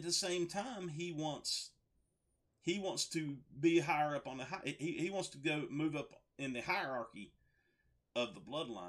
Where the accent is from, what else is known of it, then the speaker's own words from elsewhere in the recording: United States; Being from America